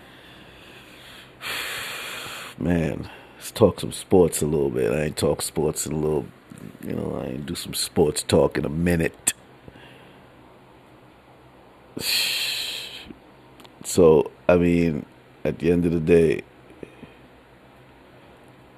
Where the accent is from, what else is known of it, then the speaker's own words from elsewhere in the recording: New York City, New York, United States; New Yorker for generations